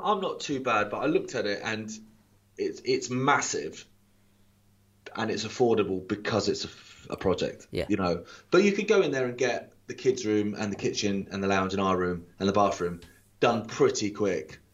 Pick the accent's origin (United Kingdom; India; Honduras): United Kingdom; Isle of Wight, South East England; moved away; as a kid, like growing up on the Isle of Wight